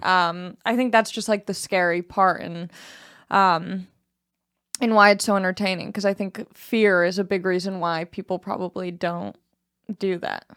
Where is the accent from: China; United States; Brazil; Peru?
United States; as an American